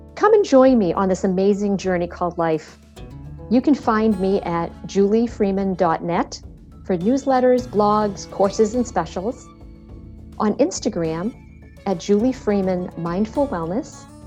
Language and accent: English; Medford, Massachusetts, United States; I was born in Medford, Massachusetts